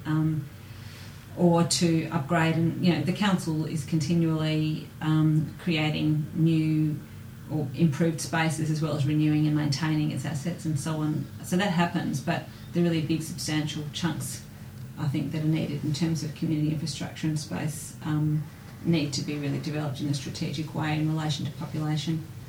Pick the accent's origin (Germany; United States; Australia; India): Australia; Melbourne, Victoria; being born and bred in Melbourne